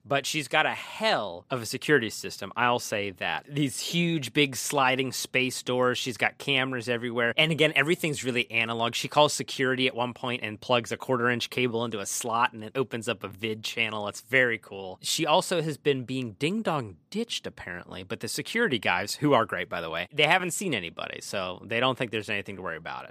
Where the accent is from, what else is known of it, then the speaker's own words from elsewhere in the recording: Pennsylvania, United States; We're from Pennsylvania